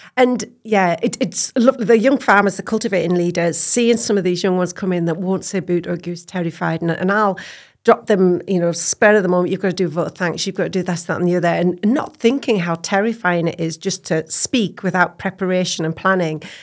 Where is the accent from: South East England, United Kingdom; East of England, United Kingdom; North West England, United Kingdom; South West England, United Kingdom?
North West England, United Kingdom; Cumbria; moved away as an adult; now in Scotland; I am, um, born and bred in Cumbria, um, farmer's daughter on a beef and sheep hill farm, uh, between Cockermouth and Keswick, a beautiful little valley called Lawton